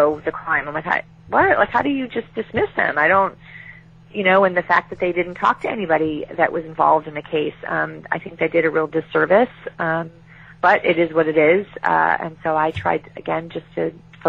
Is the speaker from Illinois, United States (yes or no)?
yes; Chicago, Illinois, United States; I was raised as in Chicago